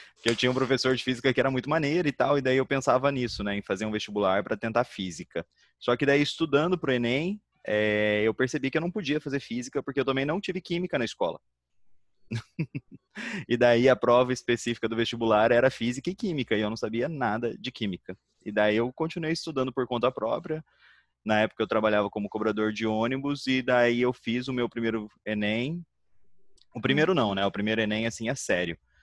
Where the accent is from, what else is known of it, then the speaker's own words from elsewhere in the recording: Curitiba, Paraná, Brazil; now in Rio de Janeiro, Brazil; eu sou curitibano